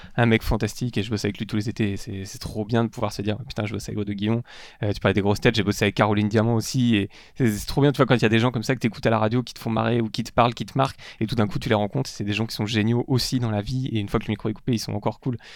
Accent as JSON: {"language": "French", "town": "Parigné", "region": "Brittany", "country": "France", "tie": "born or raised there", "said": "j'ai grandi en Bretagne, euh, j'étais au milieu de la campagne à Parigné, il y a 1000 habitants dans le Patelin"}